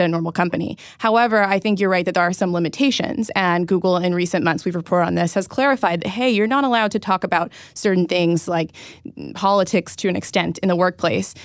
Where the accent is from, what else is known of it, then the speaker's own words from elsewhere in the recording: Silicon Valley, California, United States; I'm from Silicon Valley